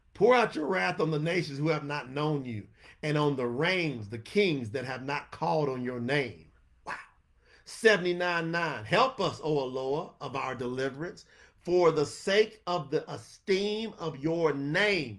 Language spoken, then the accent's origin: English; New York City, New York, United States; I was born in Harlem.